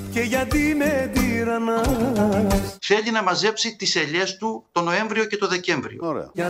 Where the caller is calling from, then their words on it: Heraklion, Crete, Greece; από το Ηράκλειο τη Κρήτη.